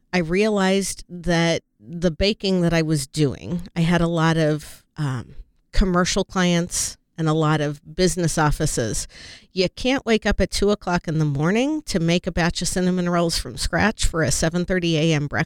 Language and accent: English; Chicago, Illinois, United States; born there; Well, I was born in Chicago.